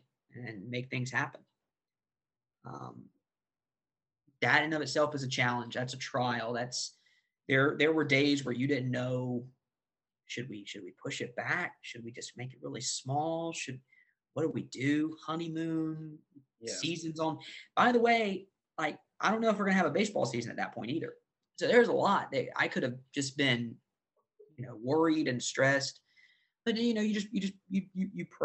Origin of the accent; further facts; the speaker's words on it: the South, United States; As a Christian, growing up in the South